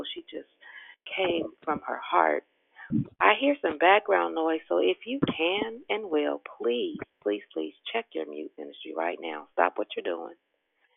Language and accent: English; Richmond, Virginia, United States; born at Richmond Hospital in 67. Now, y'all know I'm real Richmond